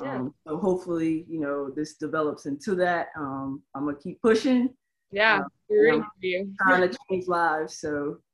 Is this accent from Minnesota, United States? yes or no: no; Tampa, Florida, United States; I am from Tampa.